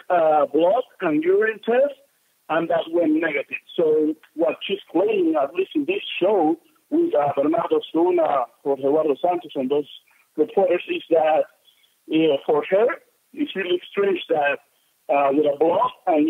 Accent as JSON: {"language": "English", "country": "Venezuela", "moved": "yes", "lives_now": "Guadalajara, Mexico", "said": "I'm from Mexico. I'm from Venezuela, so I'm living here"}